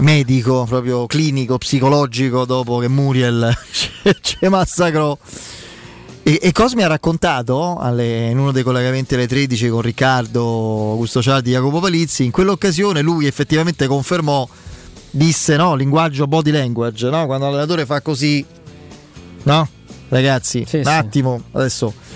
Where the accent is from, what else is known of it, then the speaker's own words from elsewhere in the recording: Abruzzo, Italy; io sono abruzzese io